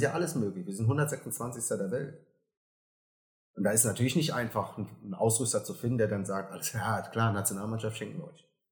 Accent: Germany; ich bin Deutscher, ich bin auch stolz drauf

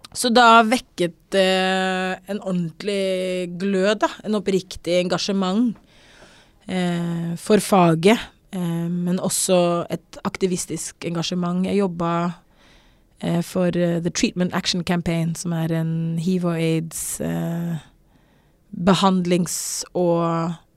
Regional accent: South Africa; moved away as an adult; also born or lived in Norway; now in Oslo, Norway; jeg bodde i Sør-Afrika i, i ti år

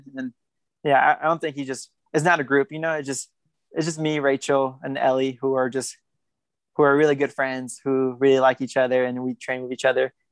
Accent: Fairfield, California, United States; accent: American; also born or lived in Guatemala; now in Flagstaff, United States; I grew up in Northern California and Northern California is really diverse

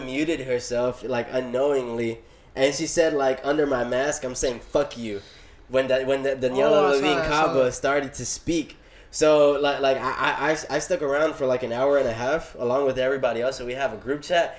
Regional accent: Miami, Florida, United States; I'm a Miami native, born and raised in Little Havana, and now living in Brownsville.

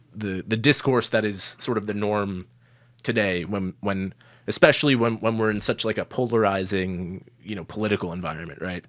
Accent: Long Island, New York, United States; I grew up on Long Island, pretty affluent place

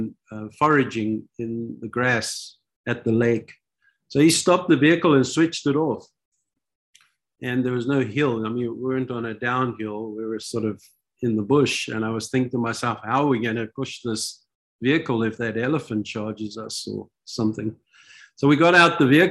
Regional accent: South Africa; also born or lived in Israel; I'm from South Africa

